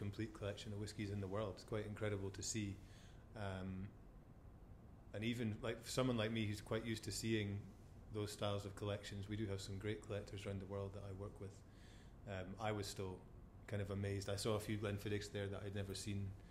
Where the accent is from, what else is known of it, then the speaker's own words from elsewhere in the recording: Forres, Scotland, United Kingdom; being Forrest born and bred